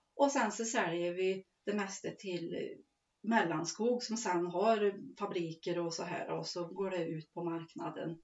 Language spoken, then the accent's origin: Swedish; Skived, near Forshaga, Värmland, Sweden; ett lantbruk som har sitt centra här i Skived och heter Sörgården. Mm. Och där är jag uppväxt